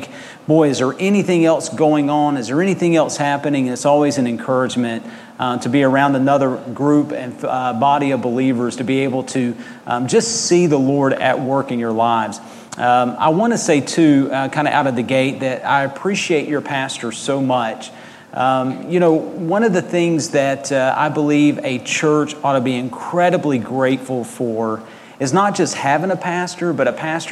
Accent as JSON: {"language": "English", "country": "United States", "tie": "born or raised there", "also_born_or_lived": "Georgia, United States / Mississippi, United States / Arkansas, United States", "moved": "yes", "said": "I grew up in Georgia and Mississippi, and now Arkansas a little bit as well"}